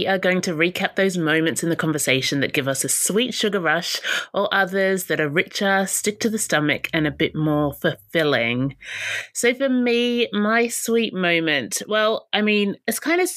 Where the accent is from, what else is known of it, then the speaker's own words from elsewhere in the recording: Australia; accent: Aussie; My Aussie accent